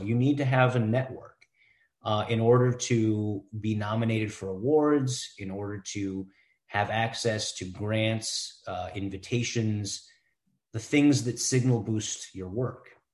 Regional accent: Cleveland, Ohio, United States; also born or lived in India; now in Columbus, United States; been a uh, Clevelander for for most of my life

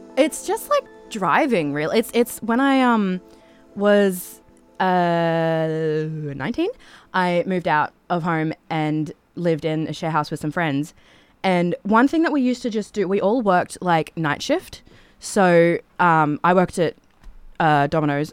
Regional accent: Toowoomba, Queensland, Australia; I'm from Toowoomba

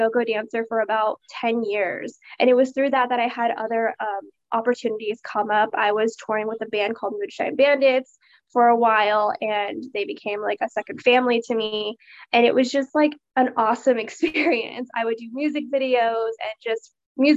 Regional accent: Stockton-Modesto, Central California, United States; moved away as an adult; now in Fresno, United States; I'm originally from the Stockton-Modesto Central Cali area

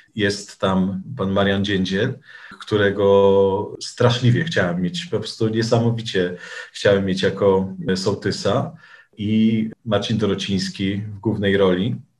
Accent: Sierpc, Masovian Voivodeship, Poland; moich rodzinnych stronach. W sierpcu i w okolicach na Mazowszu

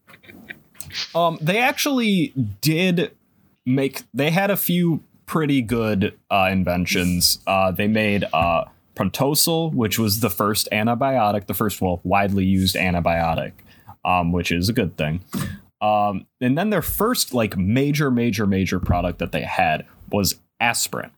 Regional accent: United States; I am American.

